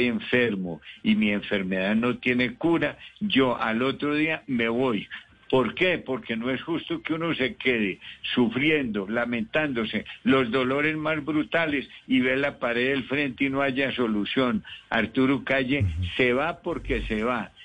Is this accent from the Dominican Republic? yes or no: no; Colombia; also born or lived in Medellín / Bogotá; soy el colombiano que más casas ha donado al minuto de Dios